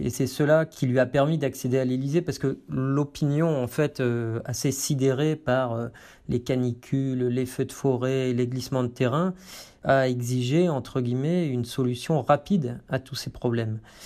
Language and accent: French; France; chez nous en France